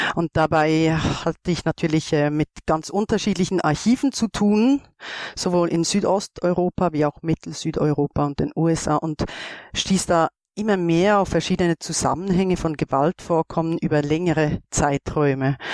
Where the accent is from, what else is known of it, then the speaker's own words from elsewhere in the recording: Switzerland; ich komme aus der Schweiz.